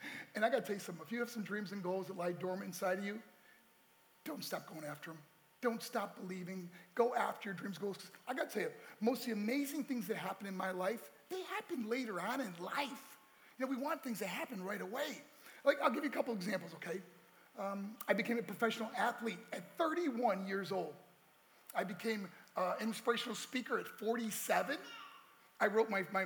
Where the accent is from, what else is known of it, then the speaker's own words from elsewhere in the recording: New York, United States; also born or lived in Colorado; my hometown right in New York